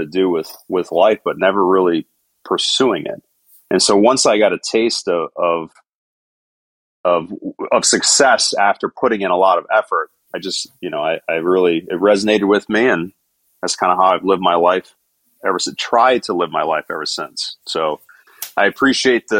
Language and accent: English; Rochester, New York, United States; moved away as an adult; also born or lived in Hawaii / Virginia; I grew up in Rochester, New York with my wife